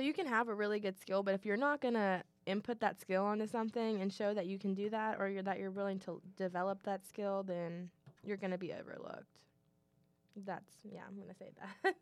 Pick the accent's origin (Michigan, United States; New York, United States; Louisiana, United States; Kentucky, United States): Kentucky, United States; Louisville; I'm from Louisville